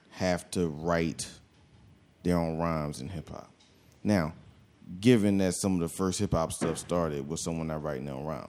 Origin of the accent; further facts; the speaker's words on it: Philadelphia, Pennsylvania, United States; I'm from Philly